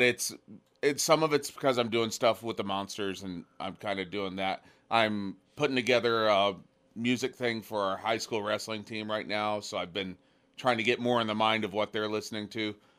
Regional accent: Oklahoma, United States; moved away as an adult; also born or lived in Alaska; I grew up in Oklahoma

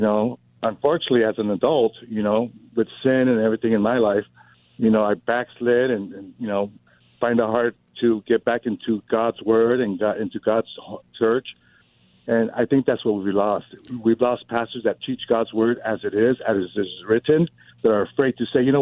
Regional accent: Norwalk, California, United States; I grew up in Norwalk. I'm Mexican-American

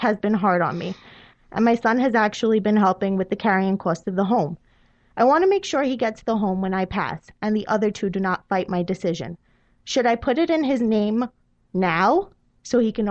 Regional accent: New York City, New York, United States; also born or lived in Staten Island, New York; I grew up in Brooklyn, New York, in a place that's now called Kensington and Ditmas Park, although it was always just called Flatbush

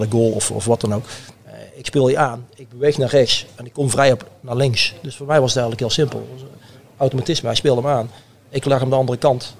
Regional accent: Oosterhout, North Brabant, Netherlands; also born or lived in Breda; ik ben in Breda geboren, maar ik ben in Oosterd opgegroeid.

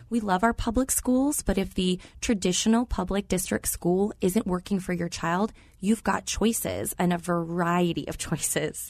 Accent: Arizona, United States; moved away as an adult; also born or lived in Louisville, Kentucky / Oklahoma; I was born and raised here in Arizona

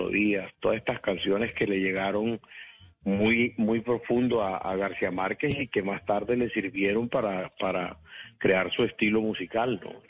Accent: Valledupar, Cesar, Colombia; born there; Bueno, eh, eh, eh, yo nací en Valledupar. Eh, no, Valledupar era un pueblo, pueblo

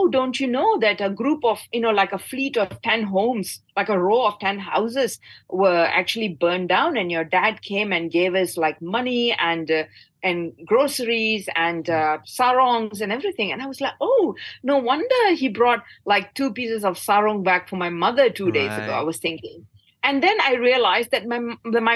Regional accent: Batu Gajah, Perak, Malaysia; my hometown, and I come from Batu Gajah

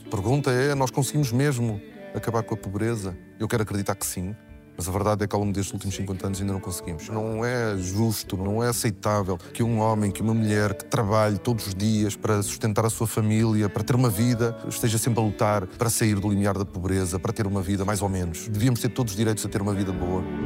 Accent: São João da Madeira, Aveiro District, Portugal; a história da minha terra

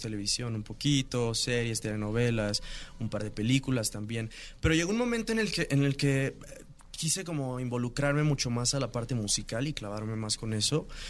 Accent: Mexico City, Mexico; yo crecí aquí en la Ciudad de México

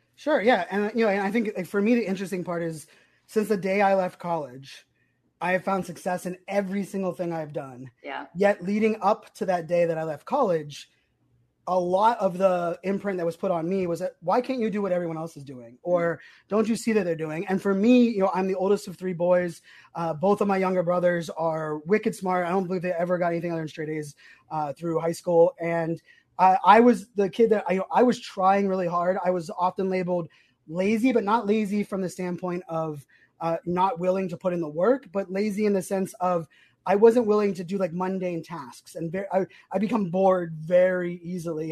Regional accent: Virginia Beach, Virginia, United States; also born or lived in Pittsburgh, Pennsylvania; I grew up, I lived in Sandbridge, growing up in Sandbridge.

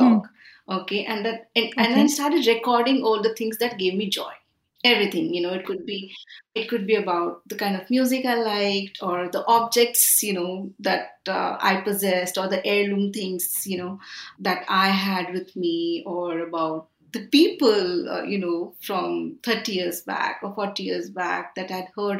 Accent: India; born or raised there; also born or lived in Milan

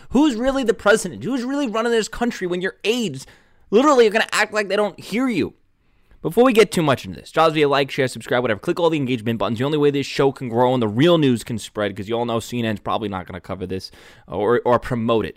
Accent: New York City, New York, United States; moved away; my hometown Staten Island

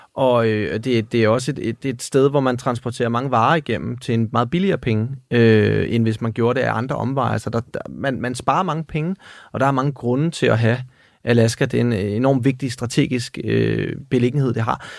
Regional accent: Denmark; her hjemme i Danmark

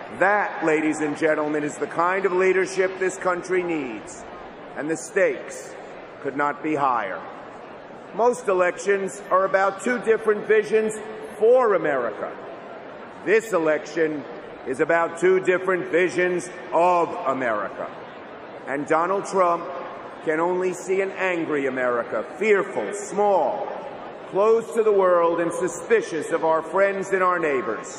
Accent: New York City, New York, United States; I'm from Brooklyn. It's in our blood to sniff out bull

